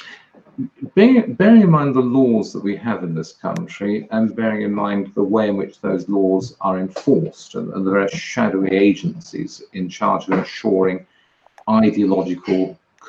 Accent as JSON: {"language": "English", "region": "England", "country": "United Kingdom", "said": "I'm an English conservative libertarian"}